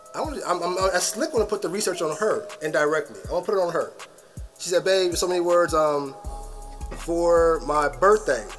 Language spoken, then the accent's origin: English; United States; I was born and raised, or born in America